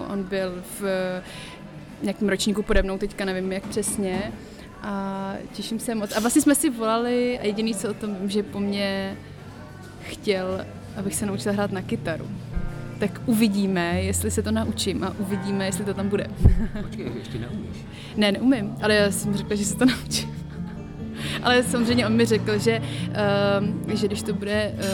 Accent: Prague, Czechia; je mi 28 let, pocházím z Prahy

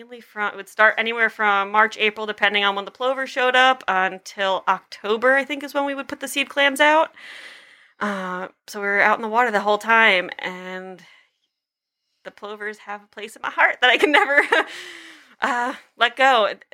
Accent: Long Island, New York, United States; I am from Long Island.

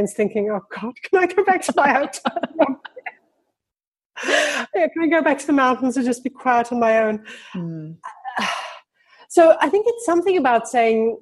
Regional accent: Johannesburg, Gauteng, South Africa; I grew up in Johannesburg, which is like this huge flat grass plain

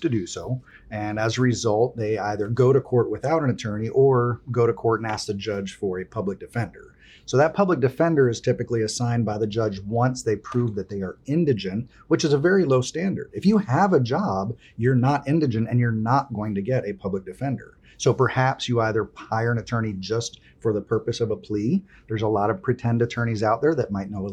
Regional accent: Miami, Florida, United States; first language Spanish; English is a second language; also born or lived in Sandy Springs, Georgia; now in Georgia, United States; I grew up in Miami

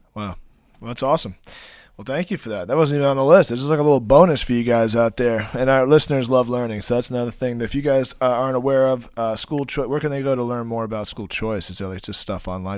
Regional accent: Long Island, New York, United States; us Long Islanders

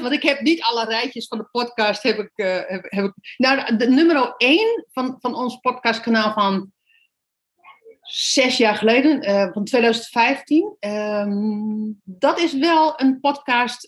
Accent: Netherlands; moved away as an adult; wij uit Nederland zijn gegaan en op reis zijn gegaan.

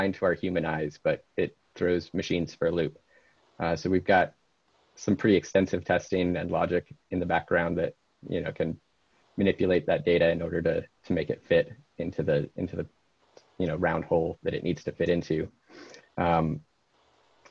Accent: Denver, Colorado, United States; I grew up in Denver

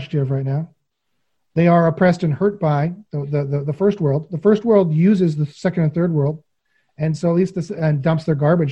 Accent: Western Canada, Canada

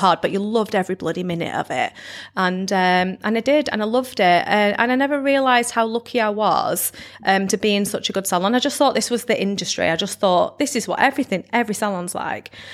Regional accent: Blackpool, North West England, United Kingdom; not actually from Lytham, I'm from Blackpool

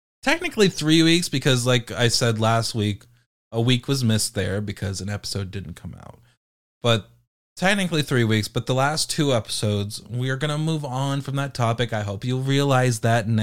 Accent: United Kingdom; I'm British.

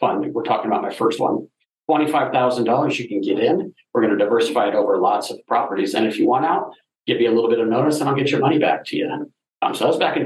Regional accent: Denver, Colorado, United States; I'm from Denver

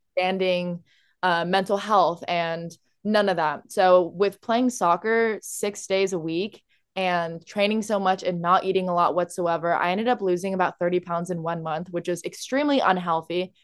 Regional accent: Orange County, California, United States; I'm from Orange County, California

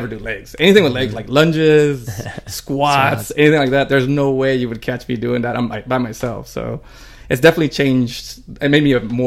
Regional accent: San Diego, California, United States; born or raised there; first language Spanish; English is a second language; also born or lived in Mexico

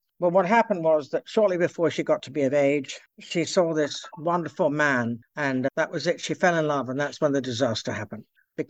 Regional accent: Scotland, United Kingdom; English, where I'm not really English, I'm actually Scottish. But anyway, I don't have the accent, that's all.

